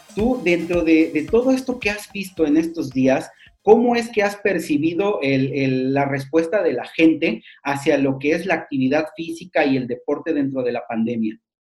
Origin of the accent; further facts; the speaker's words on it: Mexico; sociedad mexicana